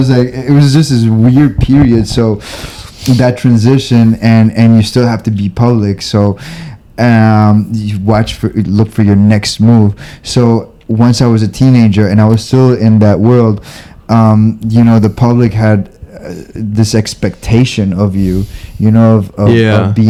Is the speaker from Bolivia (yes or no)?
yes; Bolivia; moved away; also born or lived in Miami / East Coast; in Bolivia, I lived a really cool public life